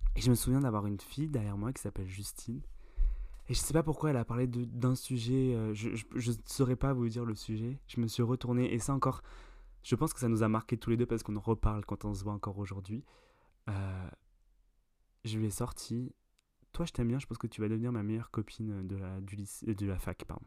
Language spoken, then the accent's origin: French; France; il y a Julie, Pauline et moi euh, qui nous sommes français